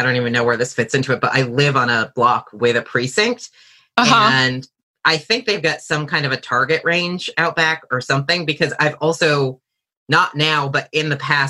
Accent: New Hampshire, United States; I'm from New Hampshire, which is live free

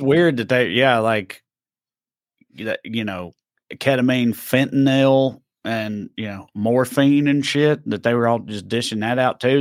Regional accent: the South, United States; I grew up in the South in the fucking nineties and two thousands

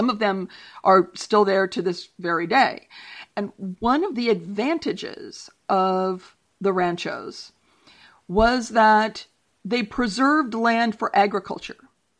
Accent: Sonoma County, California, United States; I'm from Sonoma County

